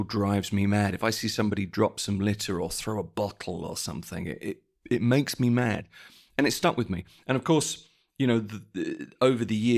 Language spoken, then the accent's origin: English; United Kingdom; when I was a child, I grew up in Britain